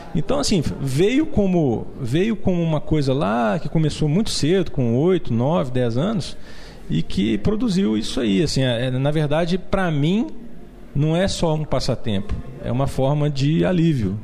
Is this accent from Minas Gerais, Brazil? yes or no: yes; Belo Horizonte, Minas Gerais, Brazil; que eu sou um brasileiro, que eu nasci em Belo Horizonte